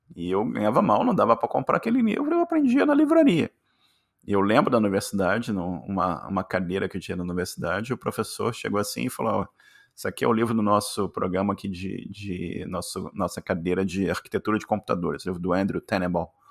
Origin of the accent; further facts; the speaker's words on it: Rio de Janeiro, Brazil; moved away as an adult; now in Canada; eu, nasci no Rio de Janeiro, classe, classe média